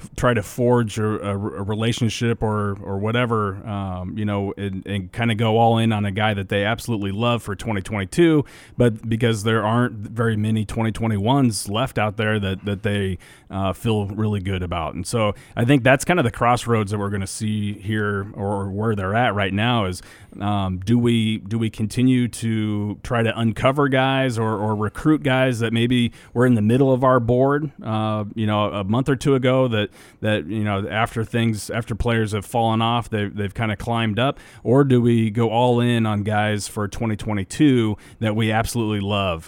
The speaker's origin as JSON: {"language": "English", "region": "Nebraska", "country": "United States", "tie": "born or raised there", "said": "we grew up in Nebraska"}